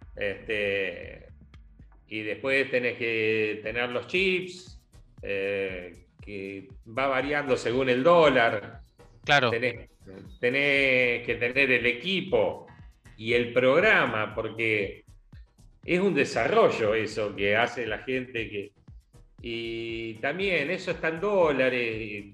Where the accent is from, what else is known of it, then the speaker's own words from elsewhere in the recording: Coronel Pringles, Buenos Aires Province, Argentina; moved away; also born or lived in Bahía Blanca; mi pueblo, yo soy de Coronel Pringles.